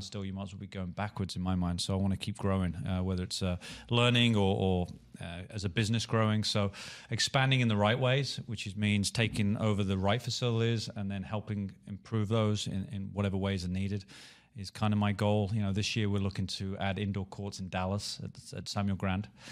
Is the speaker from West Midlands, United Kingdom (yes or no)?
yes; Birmingham, West Midlands, United Kingdom; moved away; my hometown, Birmingham